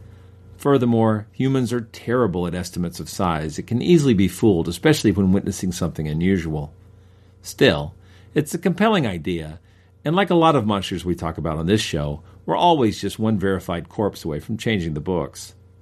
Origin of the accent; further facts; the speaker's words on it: Cartersville, Georgia, United States; my hometown of Cartersville, Georgia.